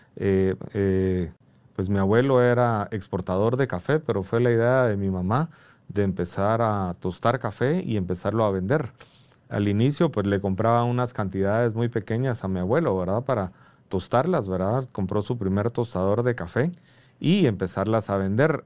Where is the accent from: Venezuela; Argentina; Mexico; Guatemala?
Guatemala; como guatemaltecos